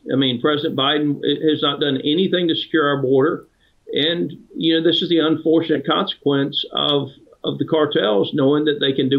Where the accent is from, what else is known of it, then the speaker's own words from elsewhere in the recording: United States; I'm from the Ag Belt.